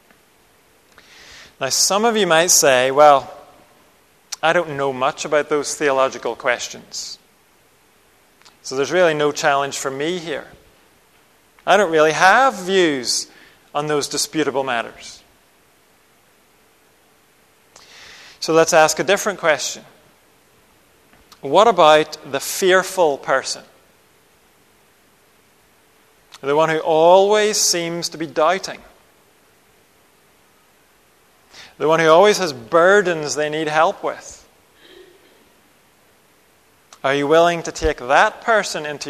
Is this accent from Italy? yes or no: no; Northern Ireland, United Kingdom; I grew up in Northern Ireland